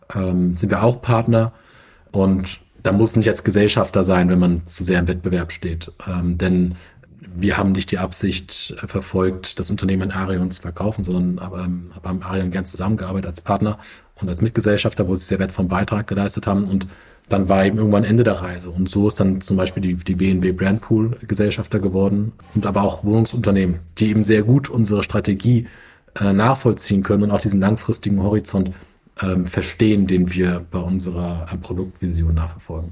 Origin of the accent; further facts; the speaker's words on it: Mainz, Rhineland-Palatinate, Germany; moved away as an adult; also born or lived in Frankfurt; now in Hamburg, Germany; Ich bin gebürtiger Mainzer äh, habe in Frankfurt studiert an der Goethe-Uni